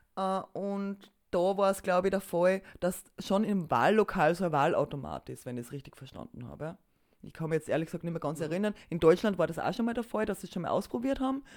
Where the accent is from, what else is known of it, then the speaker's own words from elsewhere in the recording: Austria; bei uns in Österreich